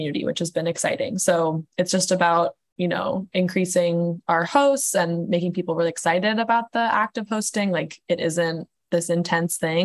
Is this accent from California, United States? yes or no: no; Portland, Oregon, United States; I'm from Portland, Oregon